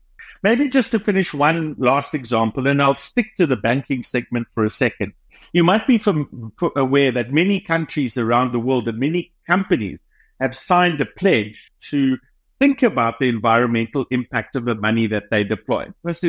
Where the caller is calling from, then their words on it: Cape Town, Western Cape, South Africa; So we're based in Cape Town, South Africa.